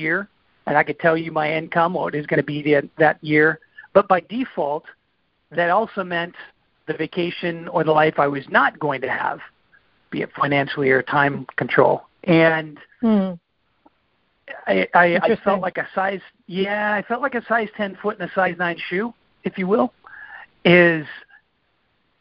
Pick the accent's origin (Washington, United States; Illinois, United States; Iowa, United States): Washington, United States; San Juan Island; moved away as an adult; I grew up on San Juan Island, a small farming town, no stoplights, no fast food